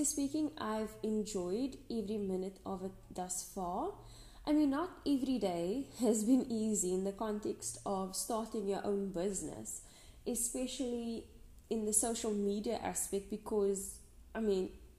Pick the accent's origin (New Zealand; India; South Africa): South Africa; Western Cape; I'm from the Western Cape, South Africa